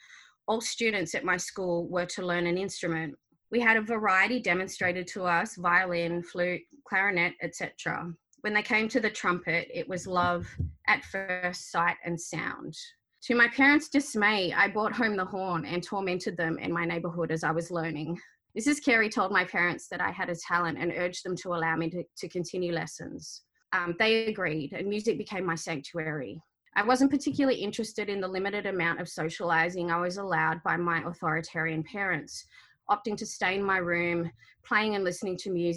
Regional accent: Sydney, New South Wales, Australia; first language Arabic; So I was born in May of 1980 on Gadigal land, the first child of Egyptian migrants.

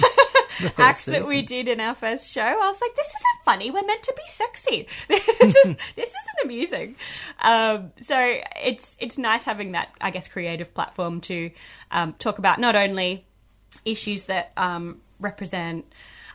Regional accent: Queensland, Australia; I'm from Queensland, I refer to bathing suits as togs.

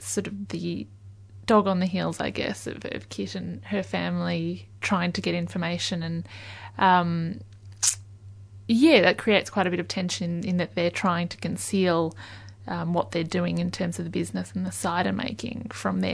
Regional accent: Yarra Valley, Victoria, Australia; I grew up in the Yarra Valley

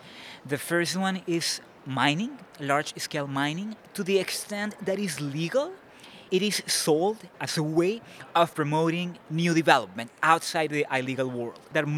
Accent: Colombia; also born or lived in Florida; I'm from Colombia.

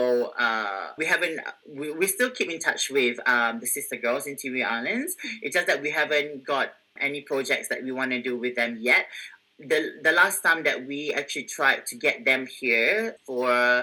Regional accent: Singapore; moved away as an adult; now in Australia; I come from Singapore

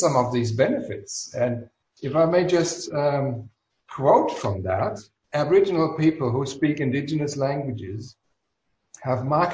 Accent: Germany; accent: German; English is a second language; moved away as an adult; now in Australia; I was born and raised in Germany. I still speak with a German accent

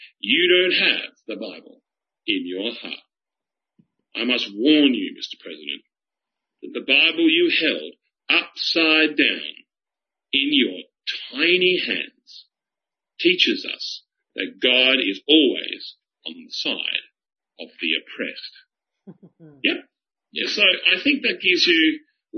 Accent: Australia; being an Australian

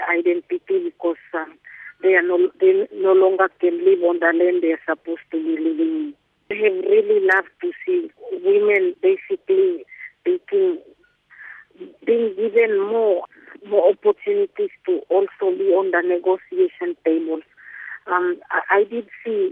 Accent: Carteret Islands, Bougainville, Papua New Guinea; I'm from Carteret in Papua New Guinea

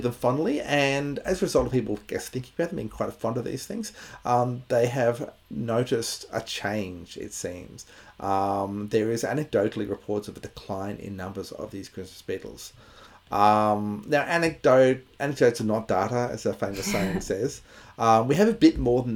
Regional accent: Bundaberg, Queensland, Australia; I grew up in Bundaberg

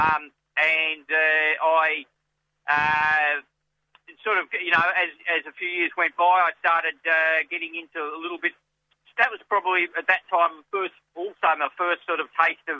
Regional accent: Latrobe Valley, Victoria, Australia; now in Melbourne, Australia; I was born in the country, mate. I'm from Latrobe Valley

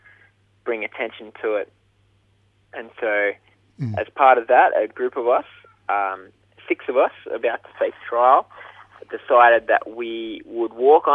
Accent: Mudgee, New South Wales, Australia; now in Brisbane, Australia; I'm originally from Mudgee in New South Wales, but these days live in Brisbane.

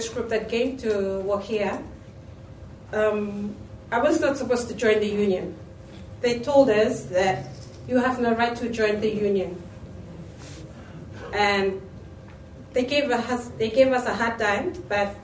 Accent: Vanuatu; I come from Vanuatu.

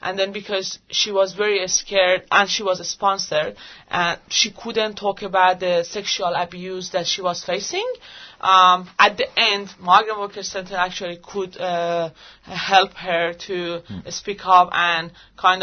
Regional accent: Iran; English is a second language; moved away as an adult; now in Australia; I'm from Iran

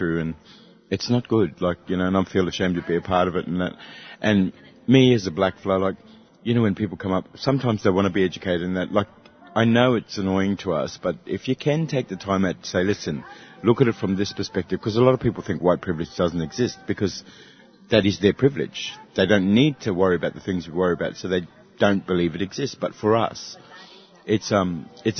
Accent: Katherine, Northern Territory, Australia; I've got raised in Catherine

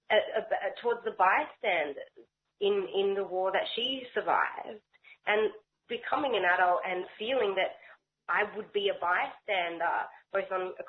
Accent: Melbourne, Victoria, Australia; I grew up in Melbourne's Jewish community

